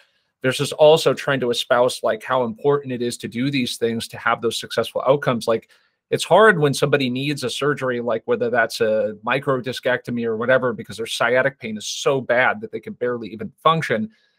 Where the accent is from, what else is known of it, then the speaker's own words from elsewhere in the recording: Las Vegas, Nevada, United States; I'm from Vegas, by the way, so I understand.